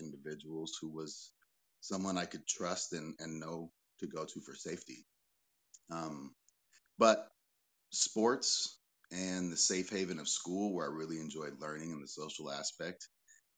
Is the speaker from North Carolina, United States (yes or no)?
no; Pasadena, California, United States; I was born and raised in Pasadena, California